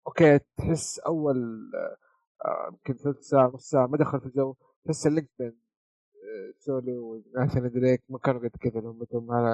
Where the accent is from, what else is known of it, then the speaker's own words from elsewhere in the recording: Saudi Arabia; عندنا في السعوديه